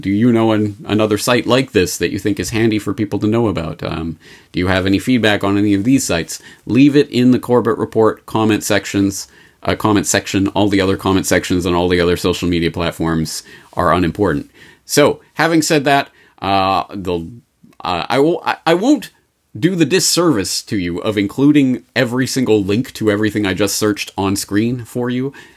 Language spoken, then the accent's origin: English; Canada; I'm Canadian